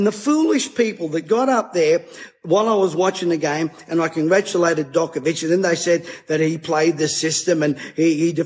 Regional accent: Australia

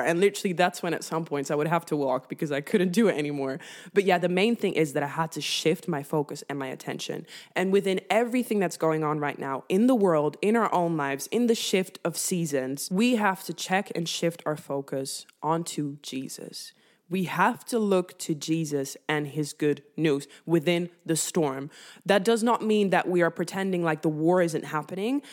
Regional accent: northern Netherlands, Netherlands; moved away; I grew up in the Netherlands, and in the Netherlands, we cycle everywhere

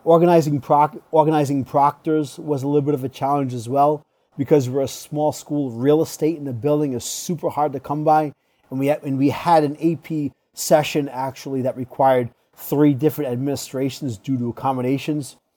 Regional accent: Tiverton, Rhode Island, United States; moved away as an adult; now in Massachusetts, United States; I was born and raised in Tiverton, Rhode Island, but currently reside in Fargo, Massachusetts

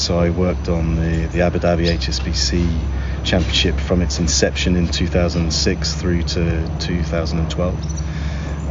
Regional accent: England, United Kingdom; also born or lived in United States; now in Ireland; I'm English, but I have a strong Irish heritage

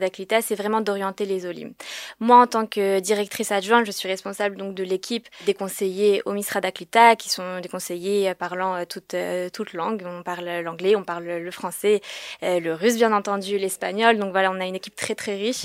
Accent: Paris, Île-de-France, France; now in Israel; je viens de France, je viens de Paris

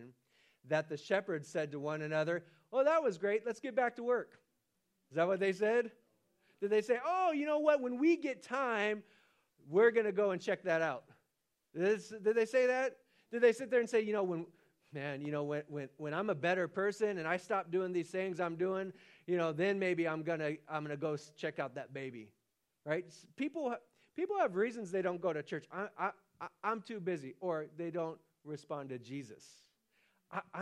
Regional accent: Stockton, California, United States; I'm from Stockton, California

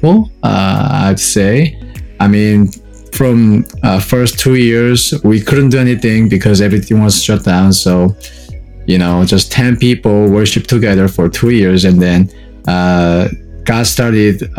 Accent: South Korea; moved away as an adult; now in Atlanta, United States; I'm from South Korea originally, and it's been 9 years for me to stay in the U.S.

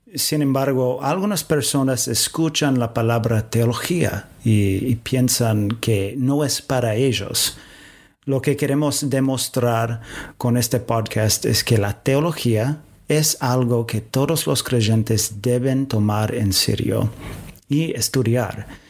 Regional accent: United States; Spanish is a second language; moved away as an adult; also born or lived in Washington; now in Córdoba, Argentina; yo también soy de Estados Unidos

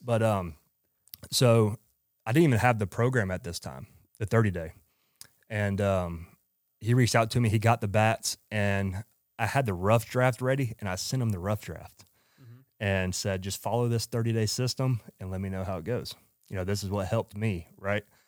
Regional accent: Georgia, United States; also born or lived in Phoenix, Arizona; moved back to Atlanta, Georgia, which I'm from Georgia

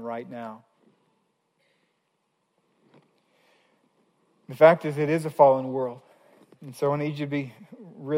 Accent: Missouri, United States; I grew up in Missouri, was in college in Missouri

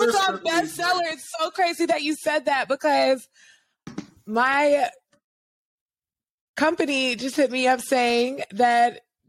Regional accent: New Orleans, Louisiana, United States; I'm from the south. I'm from Louisiana.

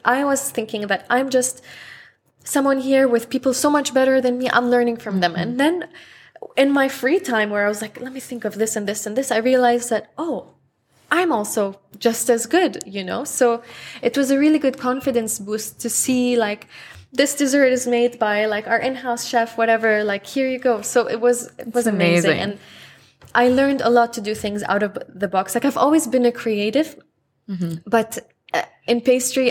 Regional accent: Lebanon; also born or lived in Houston; now in Dubai, United Arab Emirates; I'm from Lebanon

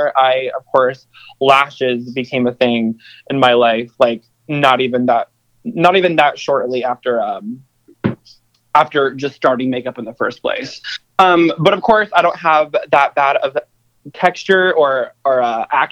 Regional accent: Kansas City, Missouri, United States; moved away as an adult; now in Los Angeles, United States; I live in Los Angeles now, but I'm originally from Kansas City, Missouri, actually a suburb of Kansas

